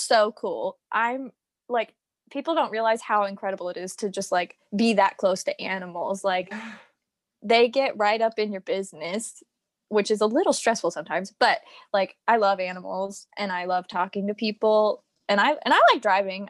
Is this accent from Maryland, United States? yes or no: no; Virginia, United States; accent: American; moved away as an adult; also born or lived in Florida; I'm from Virginia, and then I moved to Florida